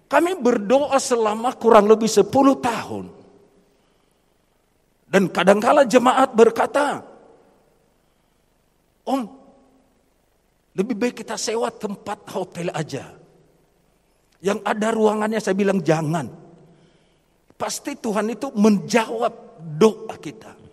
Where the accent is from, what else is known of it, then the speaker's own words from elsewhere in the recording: Nias, North Sumatra, Indonesia; now in Semarang, Indonesia; kami berasal dari Pulau Nias.